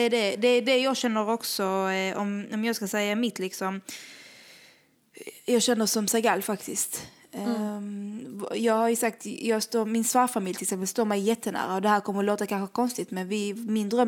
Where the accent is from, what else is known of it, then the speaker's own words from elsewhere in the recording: Somalia; now in Sweden; För jag, jag kommer från Somalia.